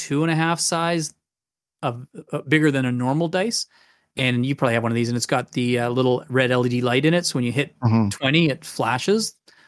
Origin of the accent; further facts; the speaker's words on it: United Kingdom; born there; I was born in Britain, so we come from a British heritage.